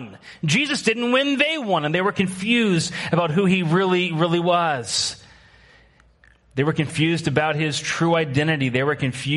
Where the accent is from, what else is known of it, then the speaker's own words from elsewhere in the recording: Washington, United States; moved away; also born or lived in Midwest; I grew up in Washington State where these things we call mountains